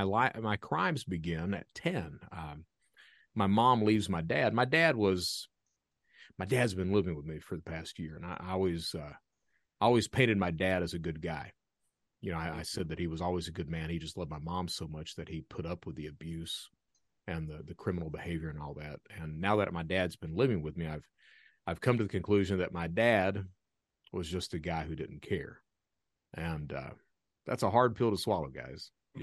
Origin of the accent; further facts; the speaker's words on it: Kentucky, United States; I'm from Eastern Kentucky. Eastern Kentucky, if you've never been right in the heart of the Appalachians in coal country, it's one of these areas that if you're lucky enough to have a job, you're very lucky.